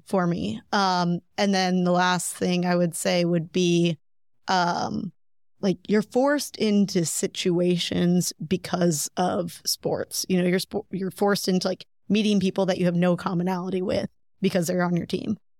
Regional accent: Breese, Illinois, United States; Breeze, Illinois

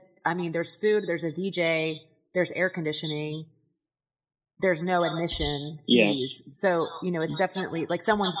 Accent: Houston, Texas, United States; I grew up in Houston and I speak a little Spanish and I have Latino friends

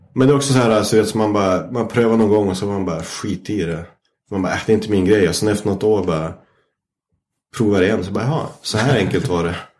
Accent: Vännäs, Västerbotten County, Sweden; jag växte upp i Vännäs

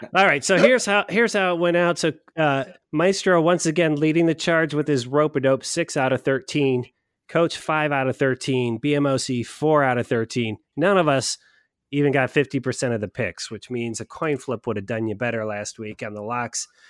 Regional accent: Westerville, Ohio, United States; here in, in my hometown of West Vale, Ohio

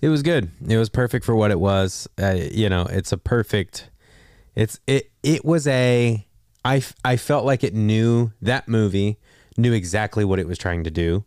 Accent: Texas, United States; I'm from Texas

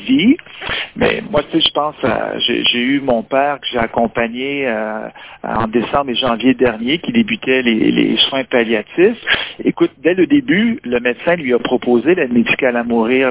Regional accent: Quebec, Canada; Ici, chez nous au Québec

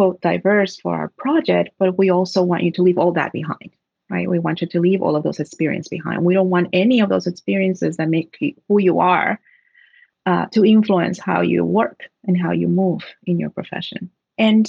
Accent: Trenton, New Jersey, United States; I'm from Trenton, New Jersey, a city that, like many cities in the U.S., has been forgotten by the states

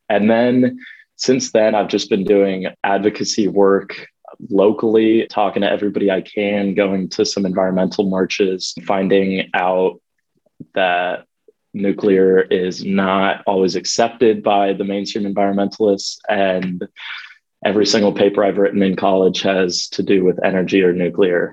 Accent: Omaha, Nebraska, United States; also born or lived in Dublin, Ireland; I am from Omaha, Nebraska. I grew up here and partially in Dublin, Ireland as well

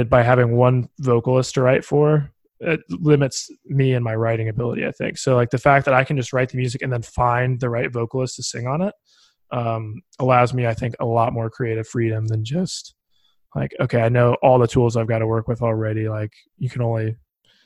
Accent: Bloomington, Indiana, United States; also born or lived in Nashville; places in my hometown, like there's this place, Buzzkirk Chumley in Bloomington

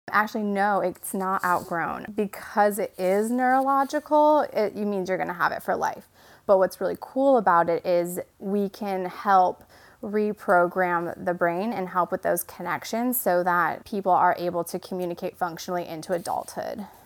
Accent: Michigan, United States; moved away as an adult; now in North Carolina, United States; I'm originally from Michigan, um, born and raised

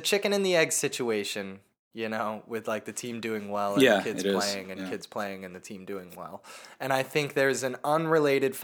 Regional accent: United States; being an American

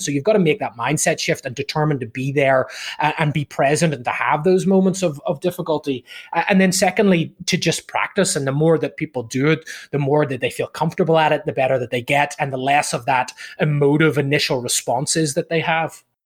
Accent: Ireland; moved away as an adult; also born or lived in United Kingdom; now in Southern California, United States; originally from from Ireland uh, back in the day

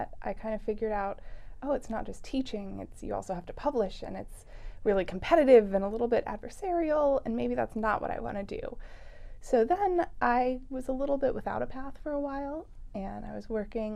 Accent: Ojai, California, United States; born or raised there

